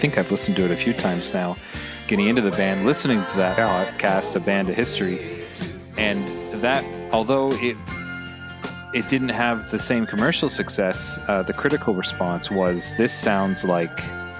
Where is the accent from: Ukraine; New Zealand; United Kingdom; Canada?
Canada; it makes me proud as a Canadian